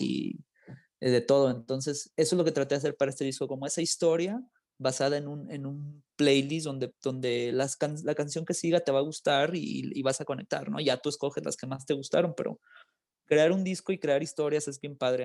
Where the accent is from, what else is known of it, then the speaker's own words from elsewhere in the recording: Los Angeles, California, United States; also born or lived in Guadalajara, Mexico; now in Mexico; Yo nací en Guadalajara, pero me crié en Los Ángeles.